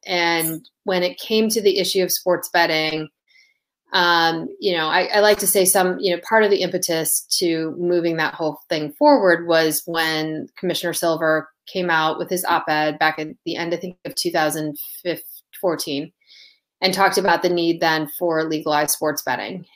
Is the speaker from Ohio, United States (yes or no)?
yes; Toledo, Ohio, United States; moved away as an adult; also born or lived in Las Vegas, Nevada / Washington D.C.; I grew up in Toledo, Ohio